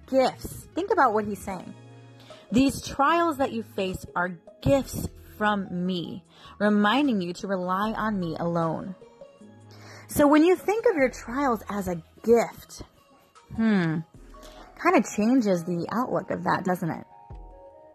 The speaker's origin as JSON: {"language": "English", "region": "Florida", "country": "United States", "tie": "born or raised there", "accent": "country", "said": "I get my country slang from growing up here in Florida."}